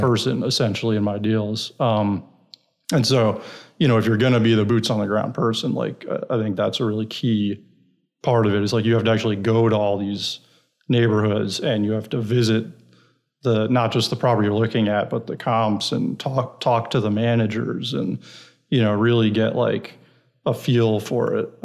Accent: New York City, New York, United States; moved away as an adult; also born or lived in Iowa / San Francisco; now in Texas, United States; I'm originally from New York, New York City, Brooklyn

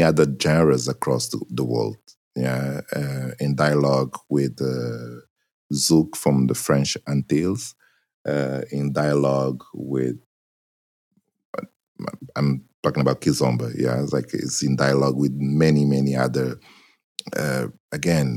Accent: Benguela, Angola; first language Portuguese; English is a second language; now in Portugal; I grew up in Angola

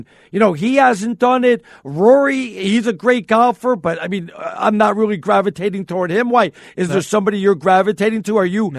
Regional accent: New York, United States; I'm a New Yorker.

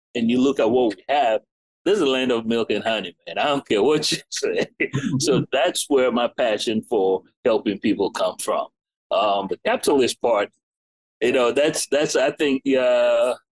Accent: United States; also born or lived in England / Ghana / Beaufort, South Carolina; now in Columbia, United States; I'm English born, American raised, but I, you know, mainly have African parents

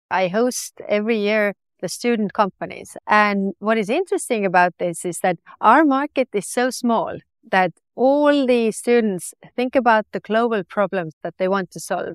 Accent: Estonia; I was born on the Soviet oc-, oc-, occupation

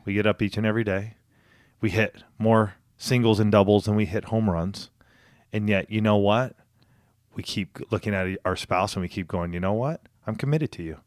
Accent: outside of Palm Springs, Southern California, United States; moved away as an adult; also born or lived in Boulder, Colorado / Spokane, Washington; I grew up outside of Palm Springs area.

